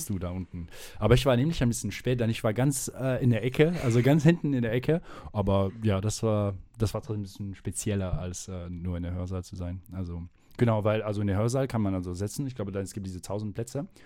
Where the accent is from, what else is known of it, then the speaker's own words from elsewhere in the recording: France; German is a second language; now in Aachen, Germany; Ich komme aus Frankreich